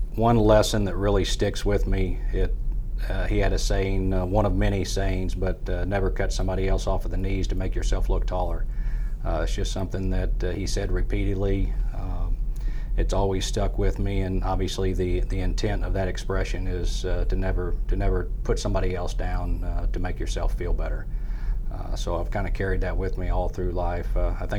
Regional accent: Farmington, Missouri, United States; now in Central Missouri, United States; I'm not from the Central Missouri area. I grew up in Farmington

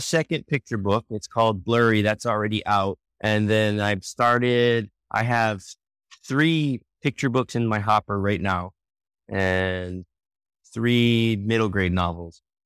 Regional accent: Oahu, Hawaii, United States; moved away as an adult; also born or lived in San Francisco; now in Rockwall, United States; I grew up on the island of Oahu in Hawaii

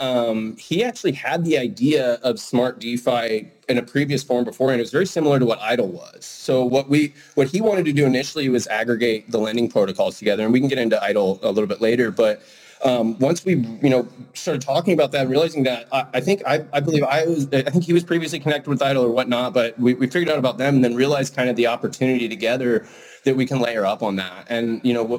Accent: Idaho, United States; I grew up in Idaho in the mountains.

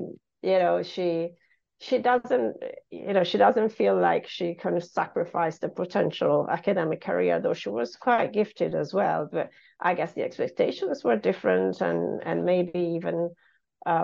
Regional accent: Italy; also born or lived in Genoa; So I grew up in Italy, not in this region, though. So I was born in Genova, which is a little bit further south on the coast. And then I moved through different towns, three different towns with my mom and dad because of my dad's job moving around.

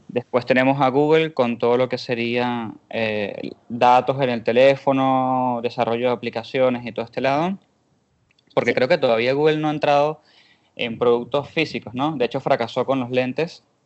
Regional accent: Venezuela; now in Argentina; yo estoy en Argentina, pero yo soy de Venezuela

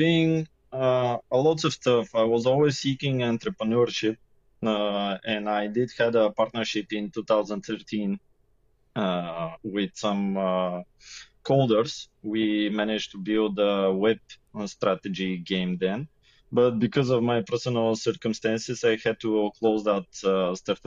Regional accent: Sofia, Sofia City, Bulgaria; also born or lived in Yambol, Bulgaria; I am born in another city, Yambo. But since first grade of school, I'm in Sofia, and now that's almost 30 years I live here

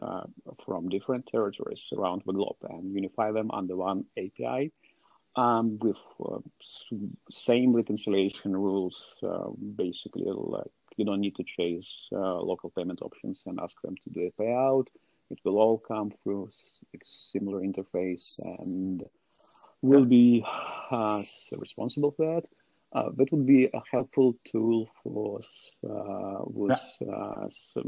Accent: Russia; I'm from Russia

